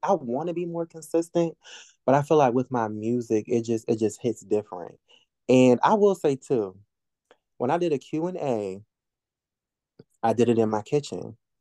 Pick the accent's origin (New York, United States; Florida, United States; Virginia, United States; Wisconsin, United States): Virginia, United States; Norfolk; I grew up, uh, one of the parts of Norfolk called Ocean View.